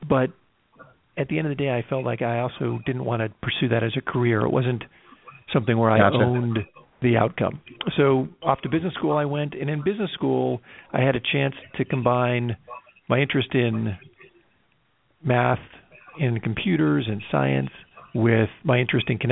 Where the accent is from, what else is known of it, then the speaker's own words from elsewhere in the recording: Ithaca, New York, United States; now in California, United States; I grew up in Ithaca, New York